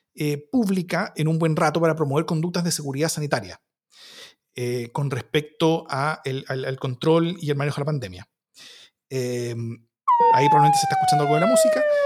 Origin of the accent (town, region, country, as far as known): Chile